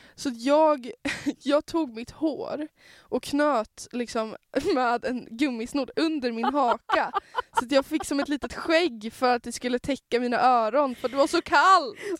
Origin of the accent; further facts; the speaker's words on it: Norrland, Sweden; jag är norrlänning